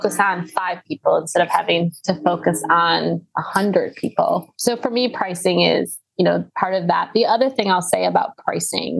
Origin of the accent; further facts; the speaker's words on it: Wisconsin, United States; I grew up in Wisconsin.